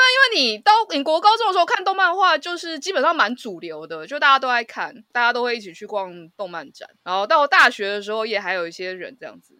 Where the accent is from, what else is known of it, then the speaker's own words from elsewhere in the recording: Taipei, Taiwan; 然后一直都在台北，就是土生土长的天龙人，一直都在台北市